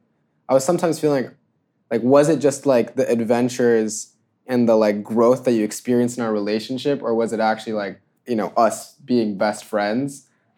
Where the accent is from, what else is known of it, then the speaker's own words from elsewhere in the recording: Georgia, United States; growing up in Georgia